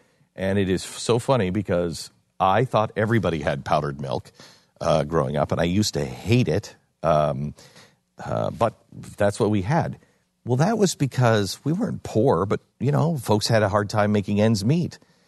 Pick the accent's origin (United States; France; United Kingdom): United Kingdom; I've got some questions, but I don't know what any of this means because I'm British.